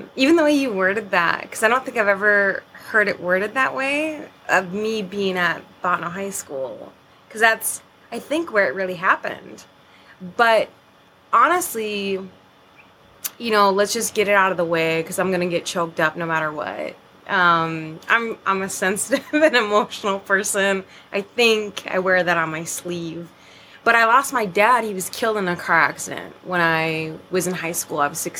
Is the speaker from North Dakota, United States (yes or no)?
yes; Turtle Mountains, Lake Metigoshe, North Dakota, United States; I also grew up in the Turtle Mountains, and I grew up on Lake Minnegoshi, and that's where my mom currently lives.